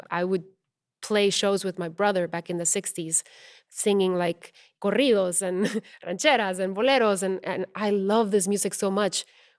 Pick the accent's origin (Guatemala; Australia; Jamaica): Guatemala; moved away; growing up in Guatemala